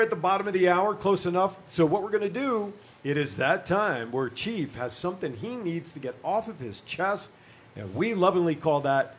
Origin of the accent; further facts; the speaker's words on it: Union County, New Jersey, United States; moved away; I'm originally from Union County.